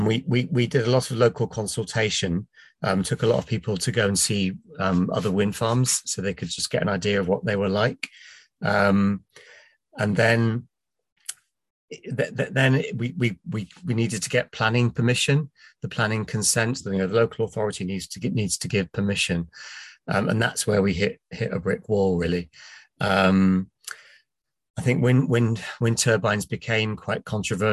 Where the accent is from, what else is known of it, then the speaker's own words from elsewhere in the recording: Plymouth, South West England, United Kingdom; moved away as an adult; now in Wales, United Kingdom; I was brought up in Plymouth in England